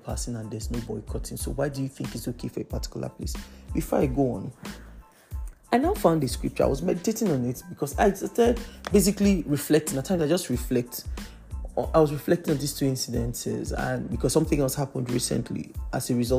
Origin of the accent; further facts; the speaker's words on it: Lagos, Nigeria; I grew up in Lagos, Nigeria